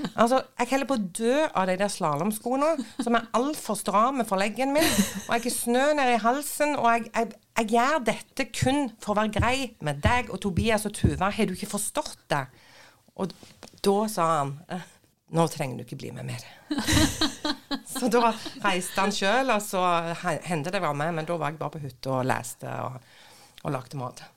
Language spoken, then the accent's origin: Norwegian; Nærbø, Rogaland, Norway; now in Bryne, Norway; jeg er oppvokst på Nærbø.